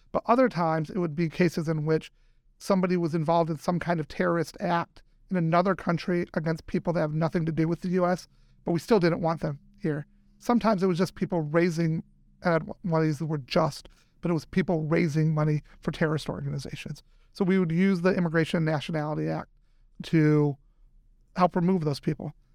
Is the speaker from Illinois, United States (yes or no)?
yes; Edwardsville, Illinois, United States; also born or lived in Iran / Michigan / Los Angeles; now in St. Louis, United States; we moved to Edwardsville in, I think, 82 and was raised here went to school in Edwardsville